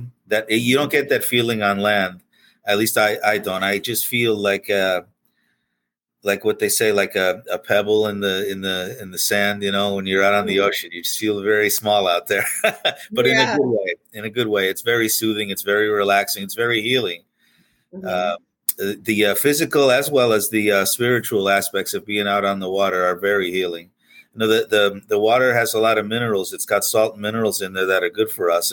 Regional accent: Pennsylvania, United States; moved away as an adult; now in Florida, United States; I grew up in Pennsylvania, about 200 miles away from the ocean

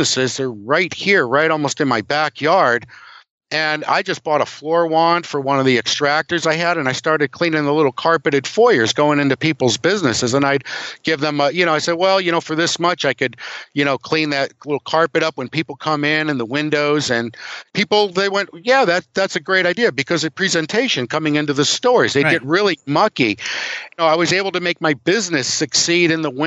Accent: Cleveland, Ohio, United States; now in Norwich, United States; I grew up in Cleveland

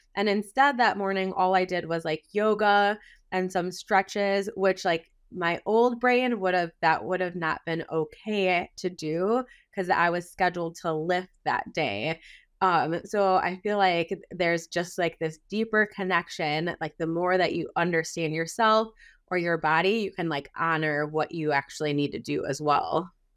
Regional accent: Wisconsin, United States; I'm a Midwest gal, I was born and raised in Wisconsin

